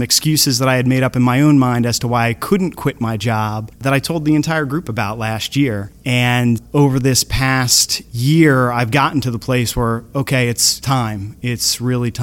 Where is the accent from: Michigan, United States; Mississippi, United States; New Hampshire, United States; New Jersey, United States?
New Jersey, United States; Surf City; I'm from Surf City, New Jersey.